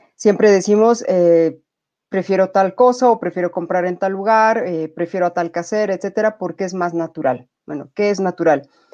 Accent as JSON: {"language": "Spanish", "country": "Bolivia"}